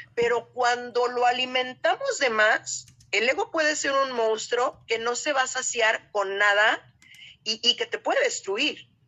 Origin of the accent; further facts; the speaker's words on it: Guadalajara, Jalisco, Mexico; las dos somos tapatías